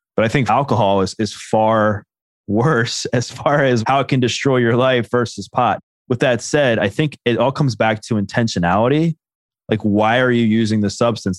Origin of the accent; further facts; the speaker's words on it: Baltimore, Maryland, United States; I grew up in Baltimore